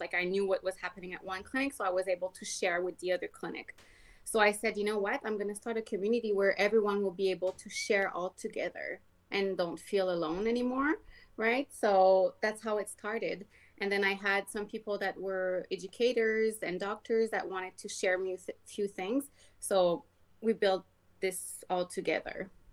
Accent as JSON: {"language": "English", "region": "Quebec", "country": "Canada", "tie": "born or raised there", "also_born_or_lived": "Ontario / British Columbia", "second_language": "English", "moved": "as an adult", "lives_now": "Alberta, Canada", "said": "born and raised in Quebec"}